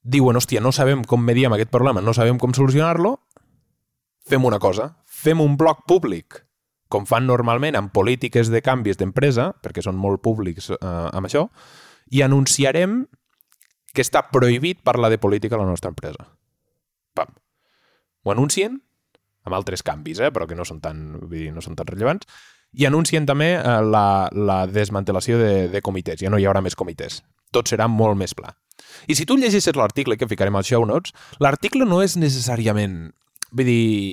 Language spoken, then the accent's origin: Catalan; Catalonia, Spain; som catalans